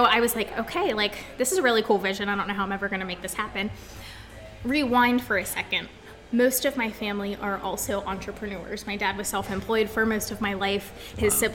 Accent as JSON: {"language": "English", "town": "Bellwood", "region": "Pennsylvania", "country": "United States", "tie": "born or raised there", "also_born_or_lived": "Florida", "said": "I grew up in Bellwood, which is a really small town right next to Altoona."}